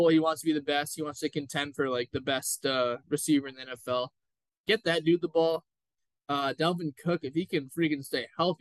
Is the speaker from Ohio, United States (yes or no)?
no; LCC, California, United States; Kevin O'Connell, LCC grad, shout out to my hometown